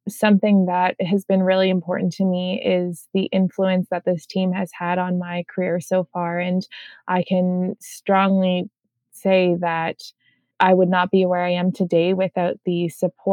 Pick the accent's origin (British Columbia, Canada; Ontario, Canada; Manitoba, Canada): Ontario, Canada; Southern; I grew up in Southern Ontario.